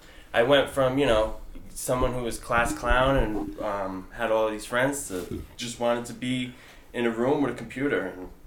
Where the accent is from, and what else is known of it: Connecticut, United States